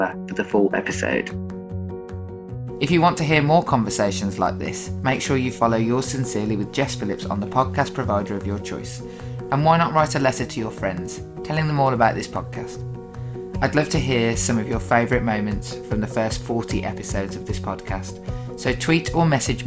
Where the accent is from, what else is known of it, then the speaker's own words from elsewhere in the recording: Birmingham, West Midlands, United Kingdom; I'm from Birmingham.